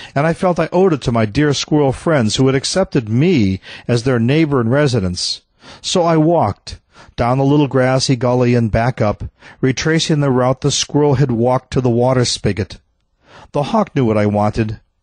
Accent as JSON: {"language": "English", "region": "Midwest", "country": "United States", "tie": "born or raised there", "said": "I grew up in the Midwest where squirrels were residents."}